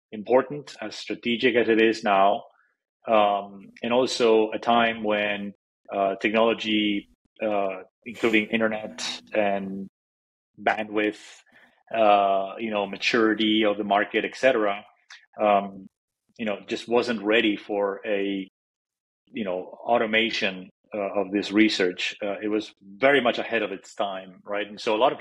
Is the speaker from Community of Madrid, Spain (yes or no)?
yes; Madrid, Community of Madrid, Spain; now in Silicon Valley, United States; I'm originally from Madrid, Spain, and I grew up over there